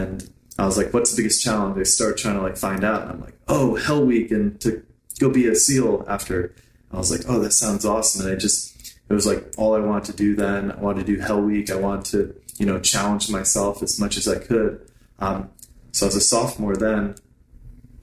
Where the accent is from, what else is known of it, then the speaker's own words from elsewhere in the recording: Lehigh Valley, Pennsylvania, United States; I grew up on the East Coast in Pennsylvania. I was actually born on a dairy farm in the Lehigh Valley